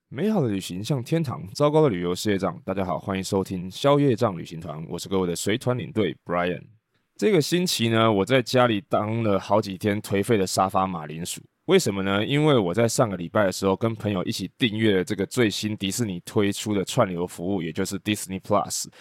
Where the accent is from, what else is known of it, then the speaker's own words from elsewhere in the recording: Taiwan; 我们在台湾